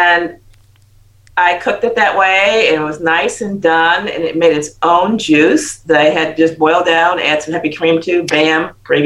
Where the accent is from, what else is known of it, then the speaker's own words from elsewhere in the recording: United States; moved away; I'm American.